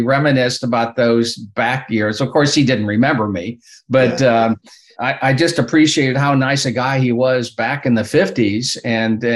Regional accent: Bloomington, Indiana, United States; also born or lived in Chicago, Illinois / Wilmette, Illinois; Then his first job out of medical school was in Bloomington. And where we moved in 1951

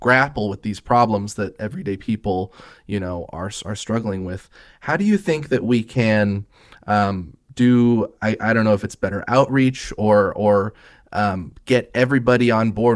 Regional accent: Eugene, Oregon, United States; I grew up in the River Road area

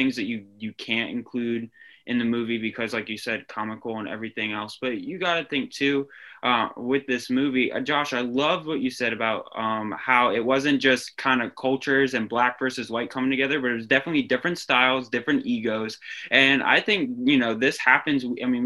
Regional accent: Northern Virginia, United States; growing up in the Northern Virginia area

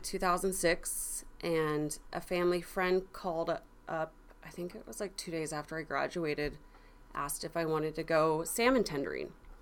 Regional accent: Astoria, Oregon, United States; I was born in Astoria, Oregon, and I was born into a fishing family.

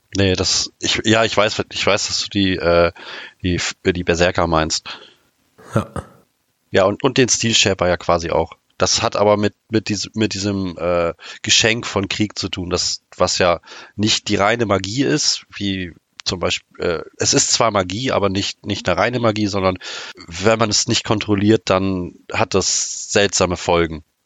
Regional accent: Oldenburg, Lower Saxony, Germany; ich komme aus dem schönen Oldenburg in der Nähe von Bremen

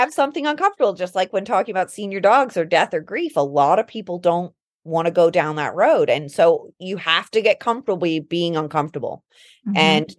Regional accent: London, United Kingdom; also born or lived in Colorado / East Coast, United States; now in United States; growing up in England

